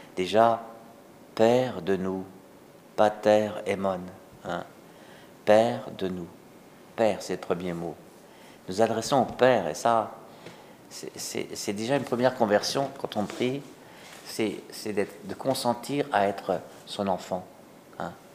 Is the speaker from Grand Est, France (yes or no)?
yes; Alsace, Grand Est, France; chez nous, en Alsace